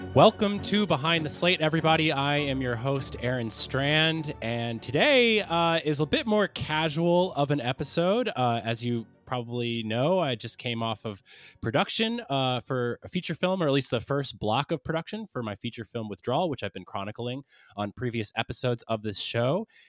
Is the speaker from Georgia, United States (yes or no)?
yes; Athens, Georgia, United States; my hometown of Athens, Georgia